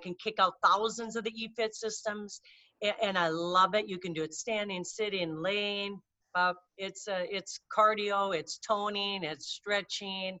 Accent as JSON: {"language": "English", "region": "Minnesota", "country": "United States", "said": "I'm from Minnesota."}